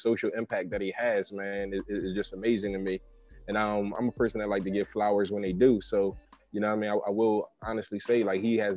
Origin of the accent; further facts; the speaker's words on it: Philadelphia, Pennsylvania, United States; I'm from Philly